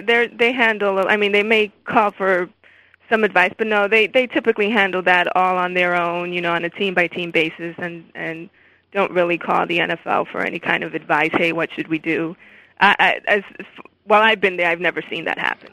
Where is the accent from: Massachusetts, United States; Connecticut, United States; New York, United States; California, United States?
New York, United States; New York City; now in Los Angeles, United States; I am a huge Giants and Jets fan because I am from New York